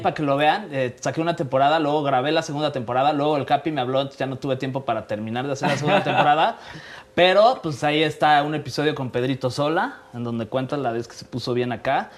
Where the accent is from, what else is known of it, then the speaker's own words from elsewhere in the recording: Mexico City, Mexico; nací aquí en la Ciudad de México